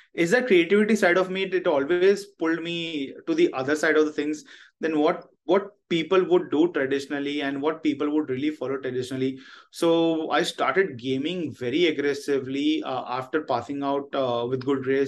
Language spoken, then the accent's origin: English; Mumbai, Maharashtra, India; I have been born and brought up in Mumbai.